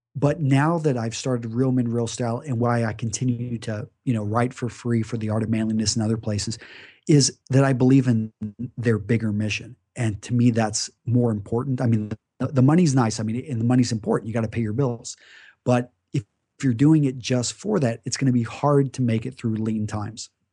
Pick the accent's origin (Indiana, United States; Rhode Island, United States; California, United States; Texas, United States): Texas, United States; Greenwood; I grew up in West Texas, Midland, Texas, to be specific, uh, just a small town outside of there called Greenwood